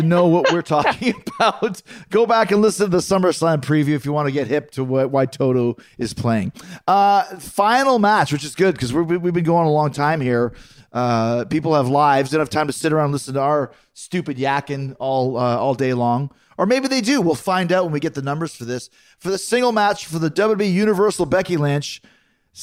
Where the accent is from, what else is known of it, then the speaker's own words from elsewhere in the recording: Canada; I'm from Canada